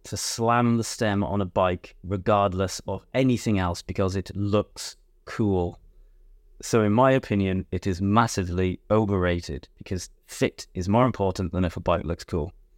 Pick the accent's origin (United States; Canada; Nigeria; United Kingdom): United Kingdom; Wales; moved away; I'm from Wales